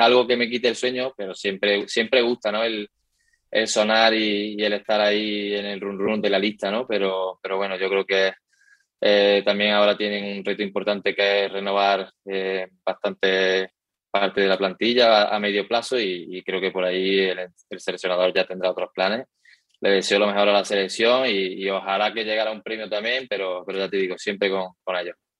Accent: Córdoba, Andalusia, Spain; moved away as an adult; now in Valdepeñas, Spain; Yo soy también muy de Córdoba

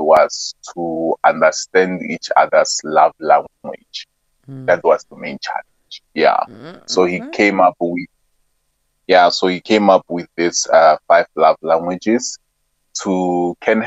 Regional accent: Soshanguve, Gauteng, South Africa; I'm from Sosha

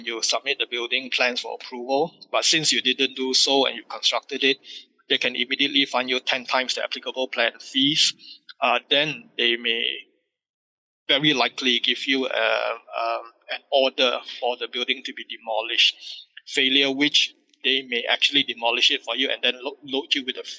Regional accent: Malaysia

